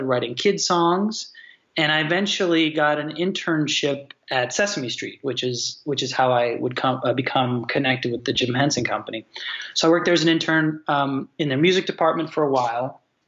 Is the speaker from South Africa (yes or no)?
no; Australia; I say mate because I'm Australian. That's how we talk there.